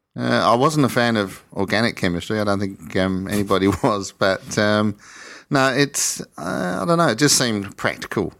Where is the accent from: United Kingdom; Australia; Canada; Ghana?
Australia; just outside of Adelaide, South Australia; also born or lived in East Coast of England; ended up in a satellite town just outside of Adelaide